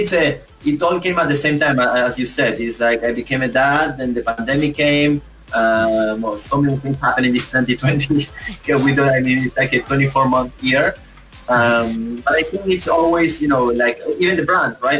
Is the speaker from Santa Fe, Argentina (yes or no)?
yes; Esperanza, Santa Fe, Argentina; moved away; I grew up in a house where my next neighbor is maybe yeah four kilometers, horses and cows and corn and soya and my the city that we call is, is Esperanza.